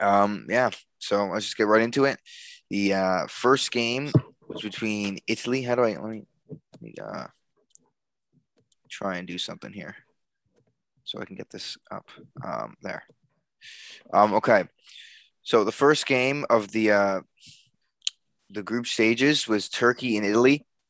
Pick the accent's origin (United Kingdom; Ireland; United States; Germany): United Kingdom; England; I think I watched England, Croatia, because I'm English, and I watched all of them.